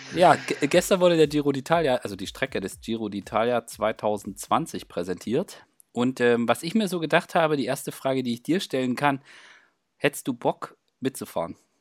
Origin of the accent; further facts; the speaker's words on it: East Germany, Germany; ich als Ossi